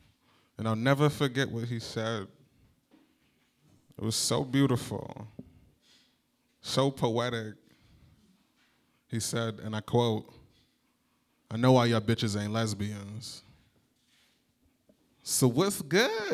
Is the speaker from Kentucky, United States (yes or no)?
no; New Jersey, United States; moved away as an adult; now in Chicago, United States; I'm from New Jersey